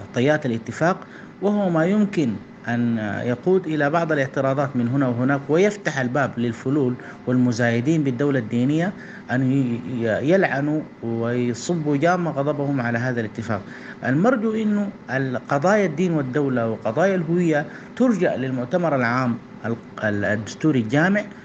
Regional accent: Sudan

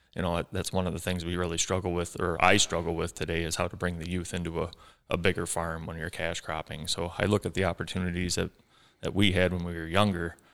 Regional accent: Ubly, Michigan, United States; growing up in Ubley here, smaller school

